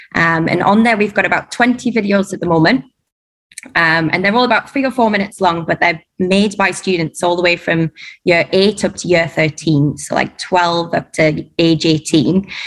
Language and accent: English; Durham, North East England, United Kingdom; moved away as an adult; now in Dubai, United Arab Emirates; I'm from Durham